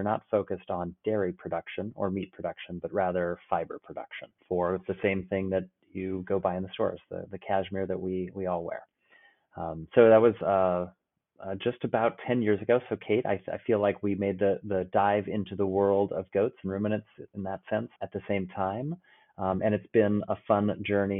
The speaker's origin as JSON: {"language": "English", "region": "Oregon", "country": "United States", "tie": "born or raised there", "said": "I grew up in Oregon on the west coast of the United States, ranching"}